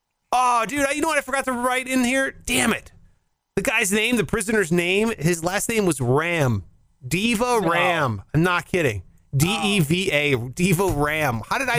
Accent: Midwest, United States; I grew up in the Midwest. I love the Midwest.

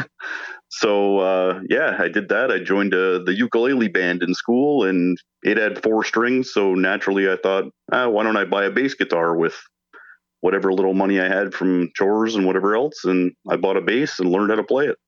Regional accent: Hamilton, Ontario, Canada; I'm from Hamilton, Ontario

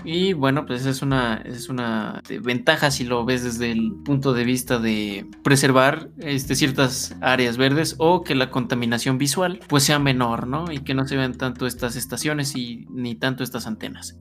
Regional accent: Mexico; somos mexicanos

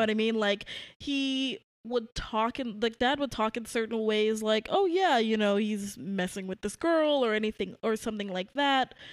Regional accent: New York City, New York, United States; I grew up in Brooklyn, New York

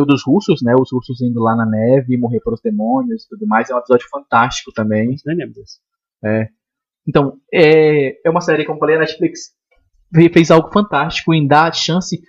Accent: Manaus, Amazonas, Brazil; eu sou de Manaus

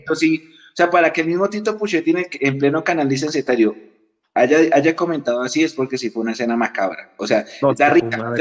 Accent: Bogotá, Colombia; Yo nací en otro país, pero tengo mi cédula de ciudadanía. Yo soy colombiano

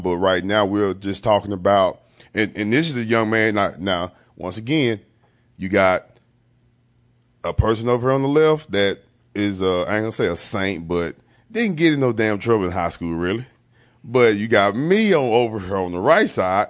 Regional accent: East Texas, United States; I was a young man at the time growing up in East Texas

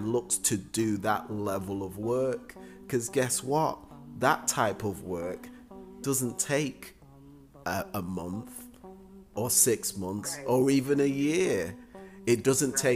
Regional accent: Manchester, North West England, United Kingdom; moved away; when I was a young person in England, growing up in Manchester

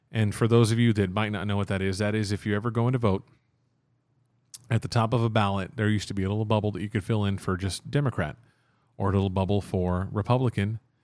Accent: Texas, United States; I refer to myself as Texan

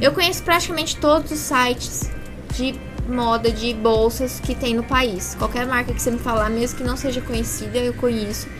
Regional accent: Franca, São Paulo, Brazil; born or raised there

